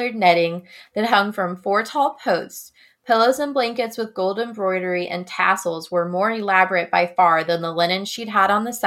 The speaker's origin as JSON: {"language": "English", "region": "Midwest", "country": "United States", "tie": "born or raised there", "said": "I grew up in the Midwest."}